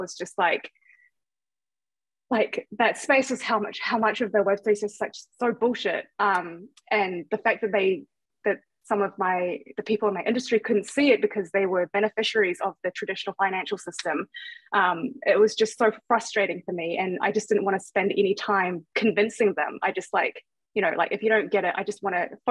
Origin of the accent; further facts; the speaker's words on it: Thailand; now in New Zealand; I come from Thailand and I moved to New Zealand to get a better education